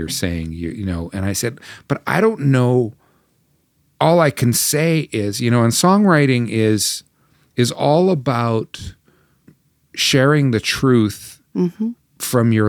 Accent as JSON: {"language": "English", "country": "Canada", "said": "and a lament against, in a sense, against my nation and the people of faith to which I belong, both as a Canadian Christian."}